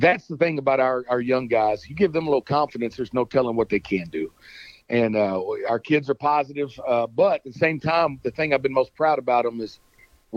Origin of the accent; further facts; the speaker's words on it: Dallas, Texas, United States; also born or lived in Forney, Texas; Dallas has been home for me. I grew up in Dallas. I was a Pleasant Grove kid